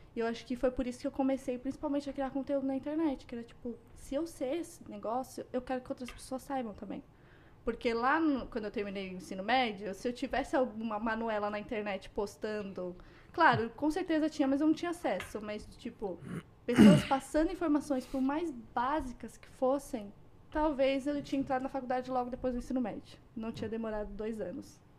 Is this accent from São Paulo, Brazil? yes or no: yes; São Paulo, Brazil; moved away as an adult; now in Canada; eu cresci numa favela em São Paulo.